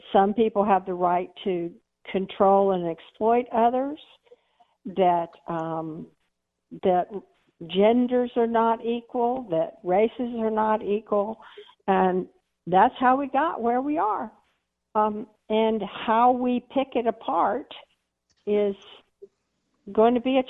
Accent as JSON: {"language": "English", "region": "Texas", "country": "United States", "said": "I'm a Texan"}